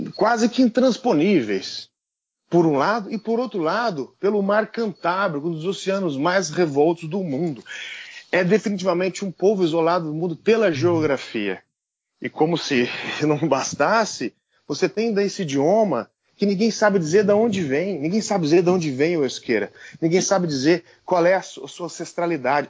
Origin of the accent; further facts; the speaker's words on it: Brazil; also born or lived in Basque Country, Spain; alguém como eu, brasileiro, que vem do interior